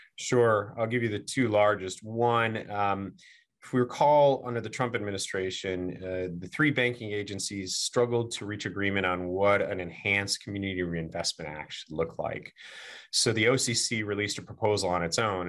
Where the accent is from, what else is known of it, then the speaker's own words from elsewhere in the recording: Virginia, United States; my home state of Virginia.